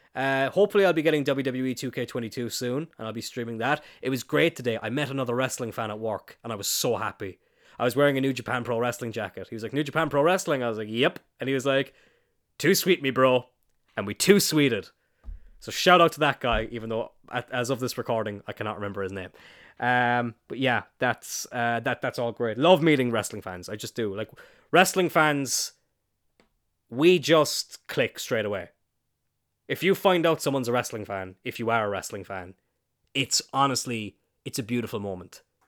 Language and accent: English; East Cork, Munster, Ireland; I'm from East Cork